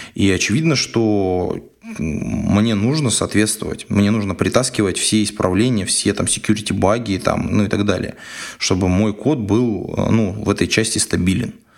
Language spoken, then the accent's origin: Russian; Siberia, Russia; Я же из Сибири